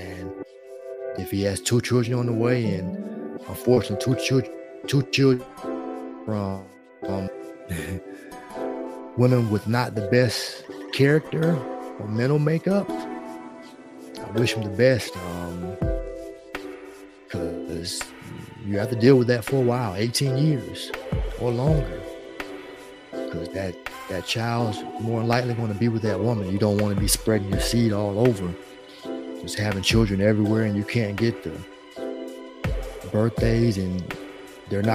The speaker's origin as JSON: {"language": "English", "region": "North Carolina", "country": "United States", "said": "I'm from North Carolina"}